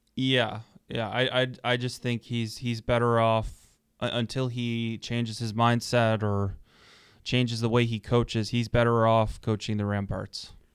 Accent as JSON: {"language": "English", "town": "Toronto", "region": "Ontario", "country": "Canada", "said": "I'm from Toronto originally"}